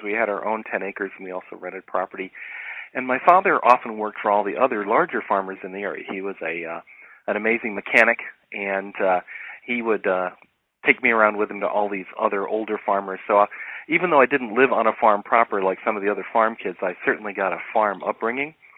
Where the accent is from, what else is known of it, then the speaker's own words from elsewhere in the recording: Ohio, United States; moved away as an adult; now in Los Angeles, United States; growing up in Ohio, where you had very defined seasons.